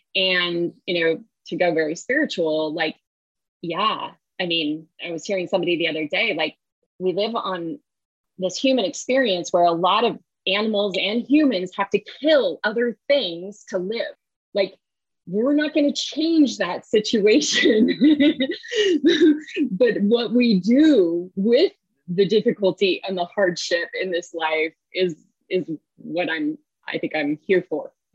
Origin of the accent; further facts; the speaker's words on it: the Bay Area, California, United States; moved away; I grew up in the Bay Area